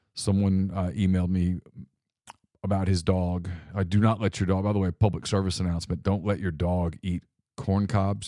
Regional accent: Ruston, Louisiana, United States; I grew up in Ruston, Louisiana, and our life was pretty simple

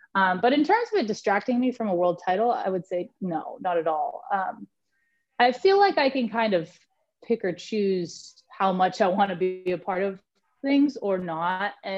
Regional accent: Santa Barbara, California, United States; I've been with Channel Islands my whole life, and you know, obviously growing up in Santa Barbara, it's really cool to be a part of the journey moving forward

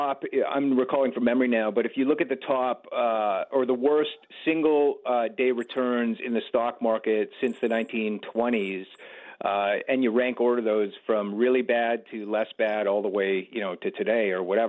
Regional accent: Canada; as a Canadian and as a music lover

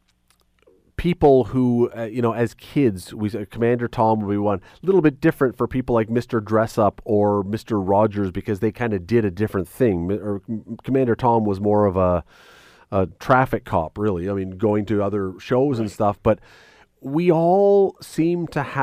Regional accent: Toronto, Ontario, Canada; I grew up in Toronto, as a young kid.

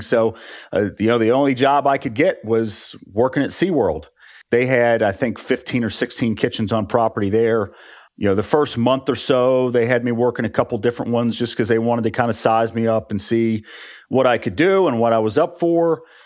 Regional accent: West Virginia, United States; moved away as an adult; also born or lived in Orlando; I grew up in West Virginia

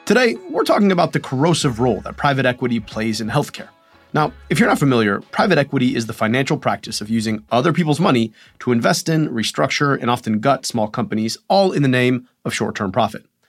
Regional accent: Rochester Hills, Michigan, United States; I was born in Crittenton Hospital in Rochester Hills, Michigan

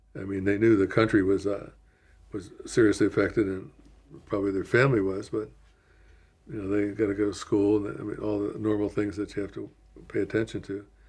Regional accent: Washington, District of Columbia, United States; moved away; My hometown, Washington, was basically empty.

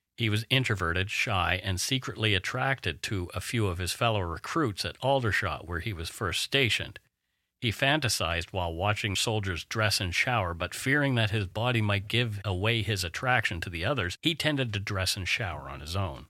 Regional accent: Canada; We are ordinary Canadian schmucks

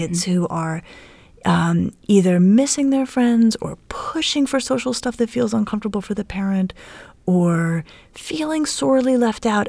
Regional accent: Colorado, United States; now in Cleveland, United States; I'm from Colorado. Um, and I grew up playing in the snow

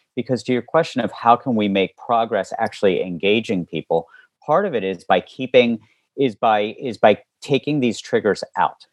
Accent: West Virginia, United States; now in Baltimore, United States; where I live now in Baltimore as well as where I grew up in West Virginia

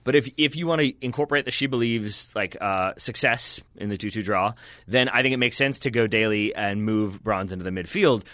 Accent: United States; I'm American

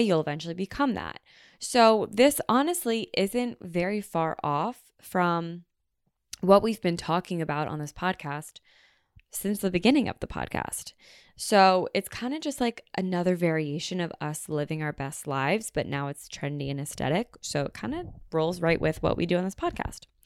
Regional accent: United States; we are so American

